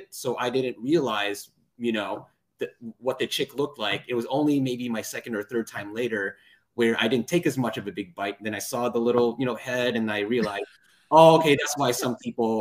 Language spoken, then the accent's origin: English; just outside Detroit, Michigan, United States; moved away as an adult; also born or lived in Ann Arbor, Michigan; now in Chicago, United States; I was born and raised just outside Detroit in the suburbs